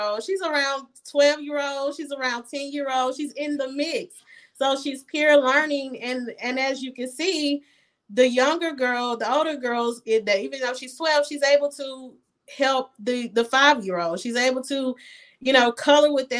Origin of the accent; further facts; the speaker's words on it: United States; moved away as an adult; also born or lived in Ghana; I was born here